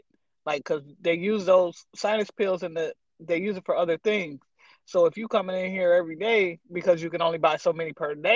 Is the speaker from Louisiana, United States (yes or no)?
no; Michigan, United States